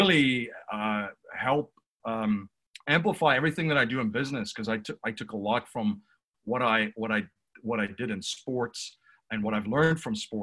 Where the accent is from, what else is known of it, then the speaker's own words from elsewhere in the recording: South Africa; now in Newtown, United States; I'm originally from South Africa. I reside in Newtown, Pennsylvania currently